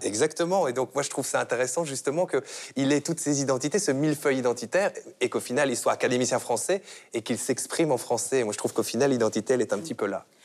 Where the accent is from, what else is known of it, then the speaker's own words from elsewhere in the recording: Belgium; en tant que Belge